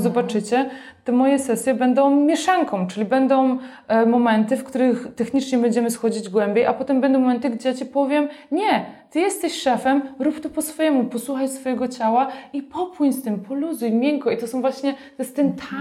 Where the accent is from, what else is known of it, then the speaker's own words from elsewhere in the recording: Silesian Voivodeship, Poland; moved away as an adult; wyrosłam na wsi na Śląsku, miejscu, które miało mm, nie wiem ile, 2000 mieszkańców